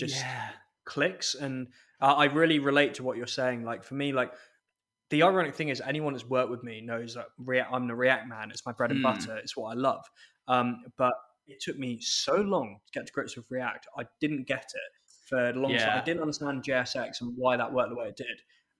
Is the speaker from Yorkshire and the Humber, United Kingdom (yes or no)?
no; Scotland, United Kingdom; as a Scot